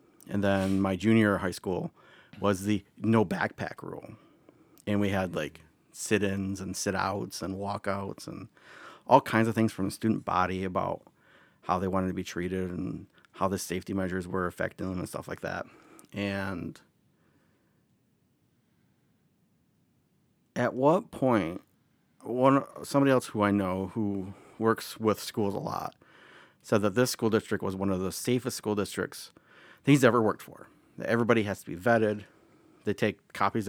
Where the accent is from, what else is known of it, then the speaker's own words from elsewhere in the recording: Michigan, United States; we're from Michigan